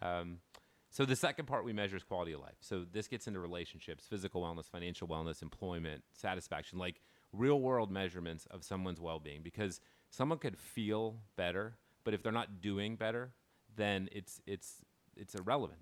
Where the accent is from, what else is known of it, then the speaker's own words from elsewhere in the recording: Dallas, Texas, United States; I grew up in North Dallas.